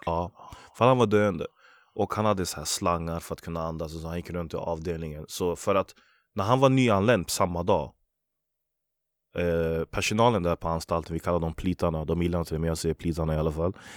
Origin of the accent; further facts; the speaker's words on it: Västerås, Västmanland, Sweden; Jag är född och uppvuxen i Västerås, Vallby heter området därifrån